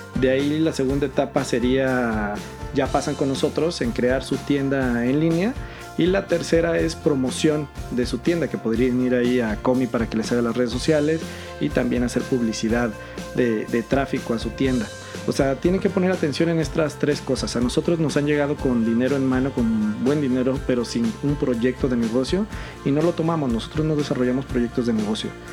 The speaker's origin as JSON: {"language": "Spanish", "country": "Mexico", "tie": "born or raised there", "said": "Yo soy mexicano, eh, ciudadano del mundo, nacido en México y muy orgulloso mexicano"}